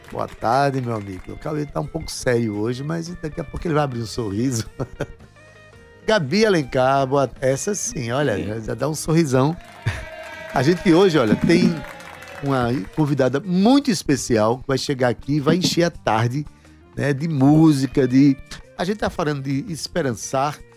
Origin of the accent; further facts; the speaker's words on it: Paraíba, Brazil; como paraibano, como brasileiro